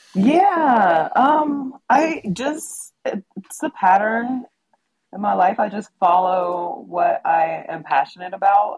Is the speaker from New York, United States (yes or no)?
no; Middletown, Ohio, United States; I'm in Middletown, Ohio, which is my hometown, oh, cool. where I was raised